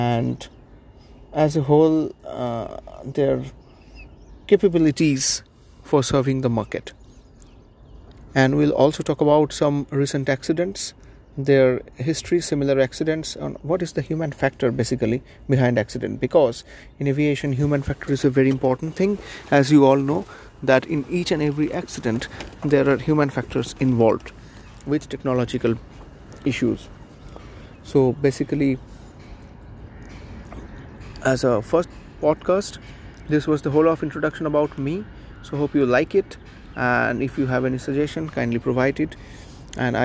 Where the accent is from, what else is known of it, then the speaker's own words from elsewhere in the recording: Mumbai, Maharashtra, India; I'm from Mumbai, India.